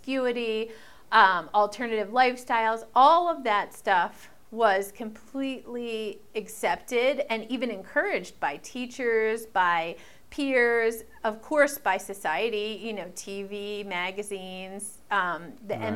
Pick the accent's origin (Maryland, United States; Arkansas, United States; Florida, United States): Maryland, United States; I'm from Maryland, so we would play in Baltimore, clubs in Baltimore, clubs in D.C.